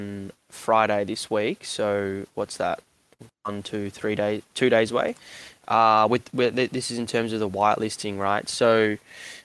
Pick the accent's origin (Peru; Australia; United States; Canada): Australia; Melbourne, Victoria; I'm from Melbourne